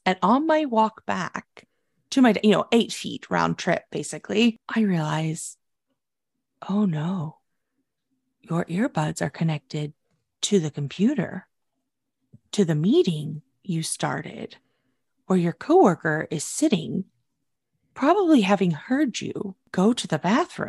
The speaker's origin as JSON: {"language": "English", "region": "Oklahoma", "country": "United States", "tie": "born or raised there", "said": "My home state."}